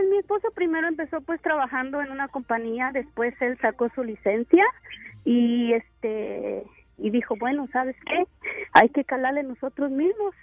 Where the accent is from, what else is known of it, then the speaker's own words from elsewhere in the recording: near Ciudad Guzmán, Jalisco, Mexico; now in San Jose, United States; yo soy de cerca de Ciudad Guzmán